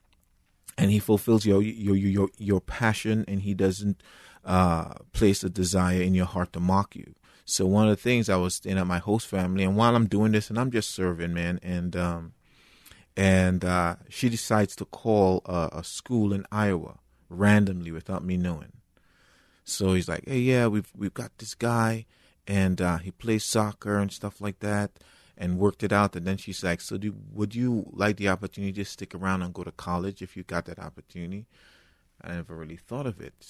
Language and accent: English; Trinidad & Tobago; moved away as an adult; now in United States; I'm originally from Trinidad and Tobago, and you know, I accepted the Lord at age 13